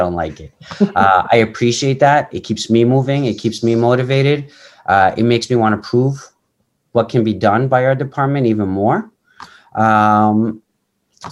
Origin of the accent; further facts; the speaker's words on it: New York City, New York, United States; moved away as an adult; now in Hicksville, United States; I grew up in Bayside, Queens. I lived there up until about 2003 when I got married.